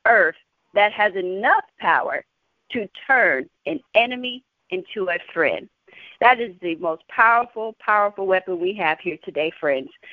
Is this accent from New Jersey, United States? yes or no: no; San Antonio, Texas, United States; I'm from San Antonio, Texas